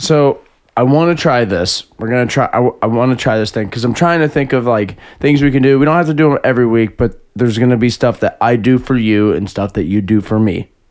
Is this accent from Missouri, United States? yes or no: yes; Jefferson County, Missouri, United States; We're from Jefferson County, so you know we got great aim